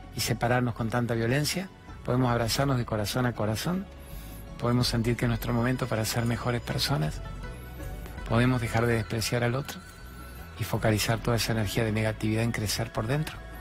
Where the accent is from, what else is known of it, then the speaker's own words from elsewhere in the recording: Rosario, Santa Fe, Argentina; yo soy de Rosario